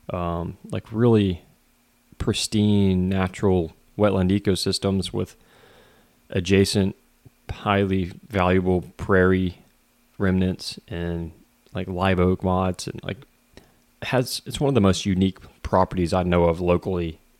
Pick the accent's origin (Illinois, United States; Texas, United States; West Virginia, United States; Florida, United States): Texas, United States; It's a company I'm familiar with growing up in Southeast Texas.